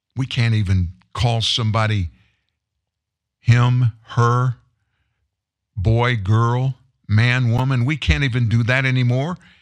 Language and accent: English; the South, United States; I grew up in the South